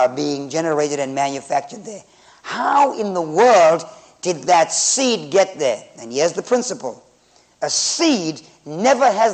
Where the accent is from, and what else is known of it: Zimbabwe